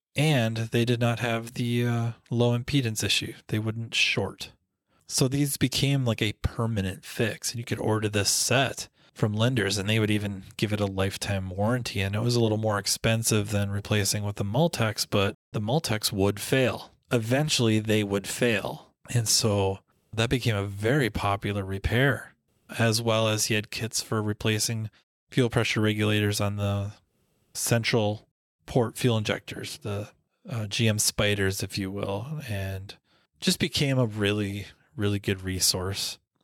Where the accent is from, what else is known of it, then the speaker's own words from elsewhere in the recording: Minnesota, United States; I'm from Minnesota